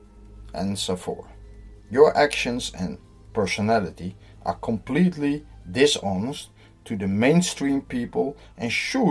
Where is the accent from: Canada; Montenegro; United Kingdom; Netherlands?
Netherlands; I'm from the Netherlands